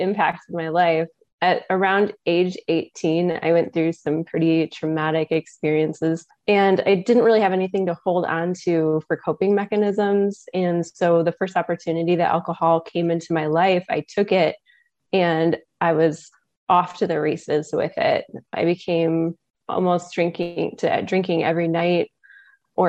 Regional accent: West Michigan, United States; I am from West Michigan

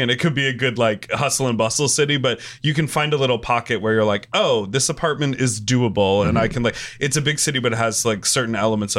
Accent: Chicago, Illinois, United States; I'm from Chicago. I love Chicago.

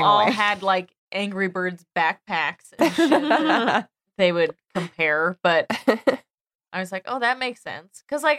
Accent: Phoenix, Arizona, United States; But it was frustrating. I mean, because you're from Southern California. Like, I'm from Phoenix.

